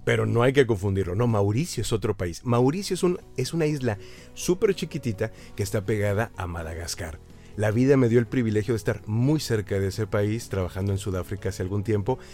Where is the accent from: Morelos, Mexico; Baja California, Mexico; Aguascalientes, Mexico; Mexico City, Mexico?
Aguascalientes, Mexico; una empresa en la ciudad donde yo crecí, en Aguascalientes